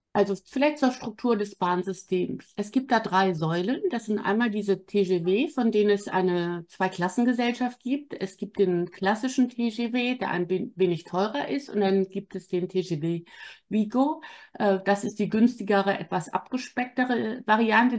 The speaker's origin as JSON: {"language": "German", "town": "Wittenborn", "region": "Schleswig-Holstein", "country": "Germany", "tie": "born or raised there", "also_born_or_lived": "Southern France", "moved": "yes", "lives_now": "Hamburg, Germany", "said": "Ich bin in Wittenborn zur Schule gegangen. Das ist acht Kilometer von Bad Segeberg"}